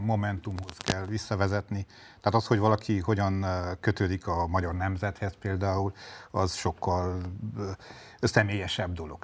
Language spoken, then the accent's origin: Hungarian; Sfântu Gheorghe, Háromszék, Covasna County, Romania; a szülővárosom, György